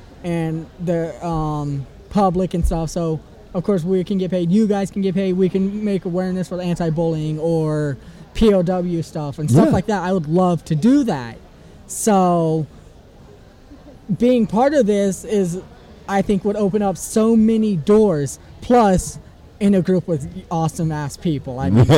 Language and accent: English; Ireland; plus I can do the accent perfectly because I'm Irish and it's pretty Irish, close.